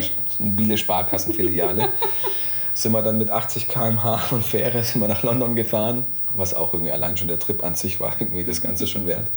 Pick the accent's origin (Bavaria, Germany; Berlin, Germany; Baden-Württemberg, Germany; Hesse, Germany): Baden-Württemberg, Germany; Calw; now in Karlsruhe, Germany; gebürtig aus Kalf, also ein Exilschwabe